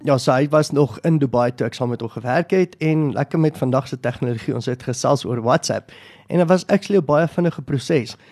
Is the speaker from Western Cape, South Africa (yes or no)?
no; Boksburg, Gauteng, South Africa; Ek is van Boksburg.